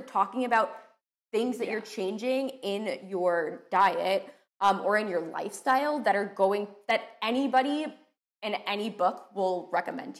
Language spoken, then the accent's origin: English; Long Island, New York, United States; I'm from New York, okay. Specifically Long Island, and we have farmers markets